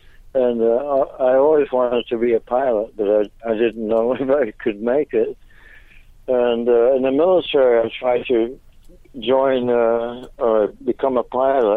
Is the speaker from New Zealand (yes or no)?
no; Netherlands; also born or lived in Venezuela; I was brought up in Venezuela for 6 years, and then I was sent to Holland